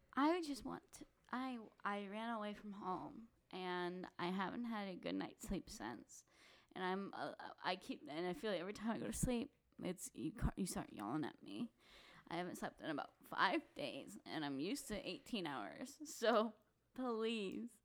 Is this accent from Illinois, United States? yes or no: no; St. Louis, Missouri, United States; we're from Saint Louis.